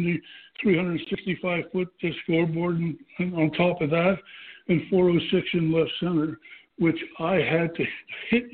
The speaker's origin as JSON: {"language": "English", "town": "Pittsburgh", "region": "Pennsylvania", "country": "United States", "tie": "born or raised there"}